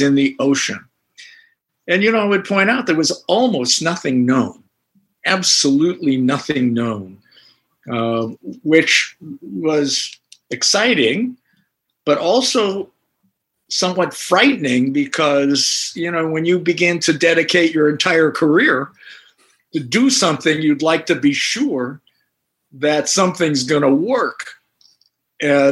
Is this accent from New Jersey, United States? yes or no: no; Northern California, United States; I grew up in Northern California